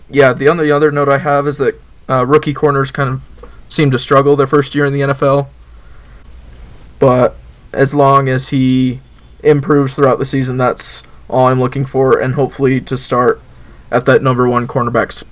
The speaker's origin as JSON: {"language": "English", "region": "Utah", "country": "United States", "said": "I'm from Utah"}